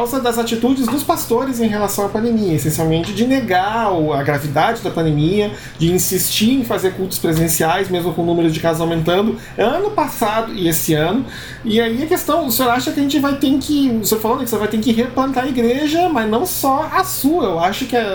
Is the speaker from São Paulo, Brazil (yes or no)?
no; Rio Grande do Sul, Brazil; Tava até ouvindo uma história lá do sul, lá de onde eu vim, né? Que é a igreja onde eu congregava, agora, porque lá tá, tá, tá muito ruim a situação em, na região metropolitana de Porto Alegre.